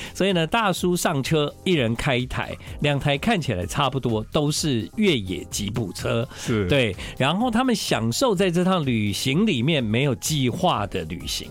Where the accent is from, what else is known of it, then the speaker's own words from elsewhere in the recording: Tainan, Taiwan; 可能我就是来自西海岸，台南